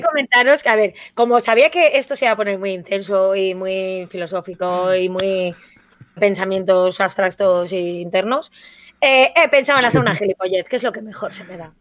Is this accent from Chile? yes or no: no; Valencian Community, Spain; Yo como valenciana